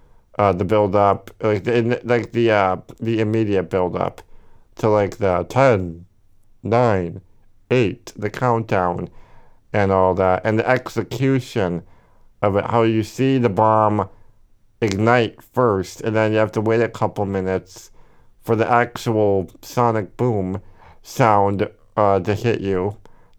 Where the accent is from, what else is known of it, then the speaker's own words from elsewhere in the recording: Milwaukee, Wisconsin, United States; We're both from Milwaukee, so they're fantastic.